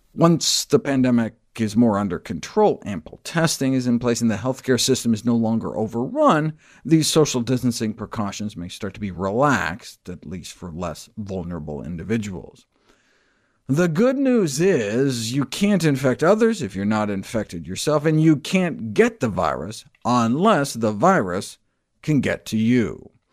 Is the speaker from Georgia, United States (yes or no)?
no; Wyoming, United States; I grew up in Wyoming